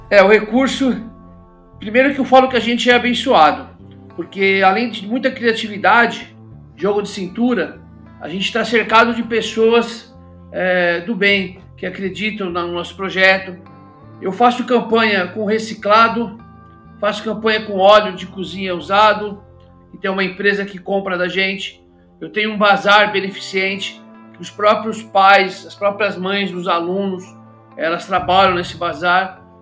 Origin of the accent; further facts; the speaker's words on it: São Paulo, Brazil; Eu sou morador, eu nasci e vivi aqui no Capão Redondo, é, sempre fui um amante dos esportes